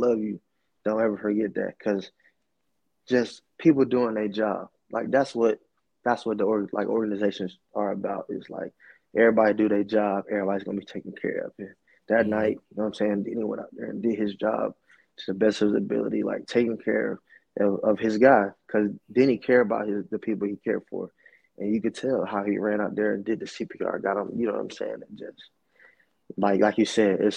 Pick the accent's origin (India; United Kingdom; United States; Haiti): United States; Alabama; also born or lived in Buffalo, New York; now in Phoenix, United States; I'm from Alabama